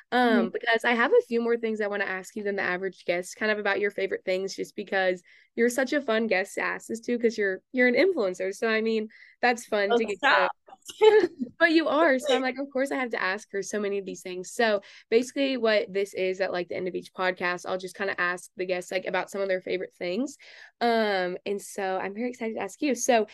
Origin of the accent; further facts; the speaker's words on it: Texas, United States; since I'm from Texas